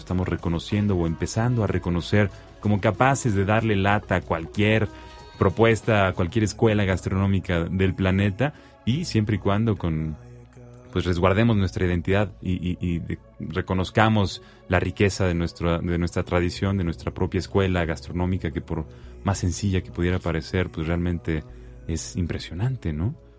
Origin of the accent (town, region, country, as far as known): Mexico